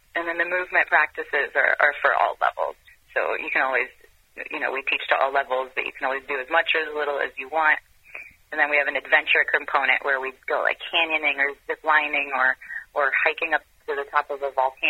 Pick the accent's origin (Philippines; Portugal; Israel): Israel; moved away as an adult; also born or lived in France / Europe; now in California, United States; I spent most of my growing years in Europe. I was born in France, and I grew up in Israel, and I moved to the U.S. When I was 21.